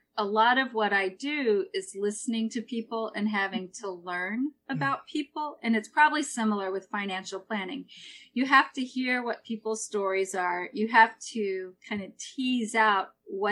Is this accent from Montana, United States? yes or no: no; Missouri, United States; moved away as an adult; now in Peaks Island, United States; I grew up in Missouri, right in the middle of this great country